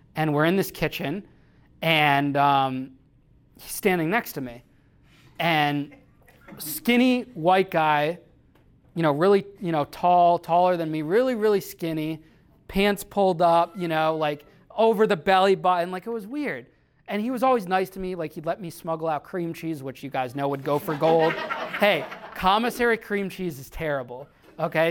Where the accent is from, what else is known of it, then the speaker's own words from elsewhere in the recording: Danbury, Connecticut, United States; Danbury, Connecticut, which is my hometown.